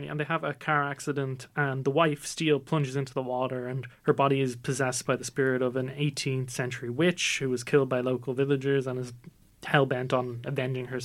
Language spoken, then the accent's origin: English; Ireland; also born or lived in Nigeria; So our podcast is basically a group of Irish Nigerian lads who tell their stories, growing up in Ireland as well as Nigeria, and we share our experiences with all of y'all.